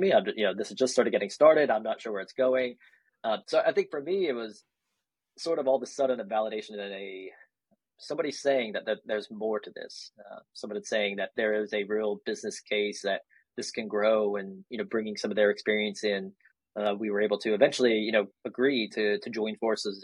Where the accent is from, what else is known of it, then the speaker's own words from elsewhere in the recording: North Carolina, United States; also born or lived in Kansas / Germany; spent a few years there before settling into North Carolina for most of my childhood